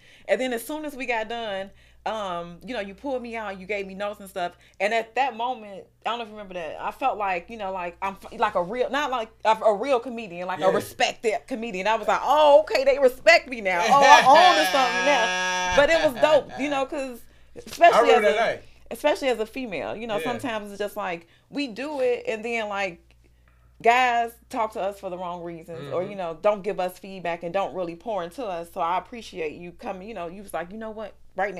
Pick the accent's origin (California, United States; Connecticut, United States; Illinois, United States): Illinois, United States; Chicago; and I'm from Chicago too